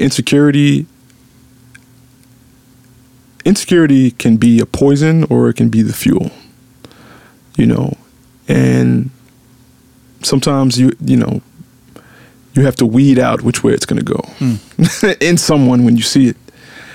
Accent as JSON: {"language": "English", "town": "Memphis", "region": "Tennessee", "country": "United States", "said": "I'm from Memphis"}